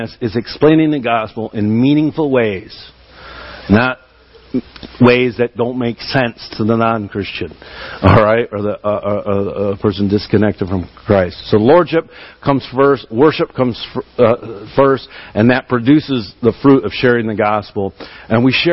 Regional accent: Michigan, United States; I'm from Michigan

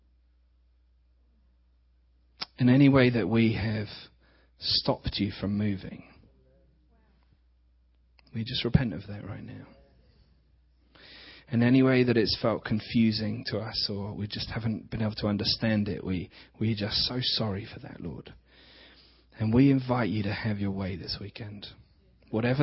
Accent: England, United Kingdom; accent: English; We're from England, so you're going to have to put up with some English accents

